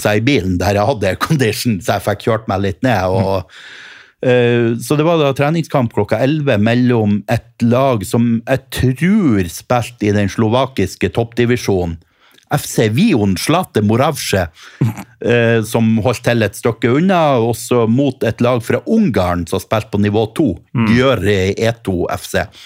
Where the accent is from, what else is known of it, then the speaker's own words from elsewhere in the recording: Helgeland, Nordland, Norway; moved away; var jeg hjemme på Helgeland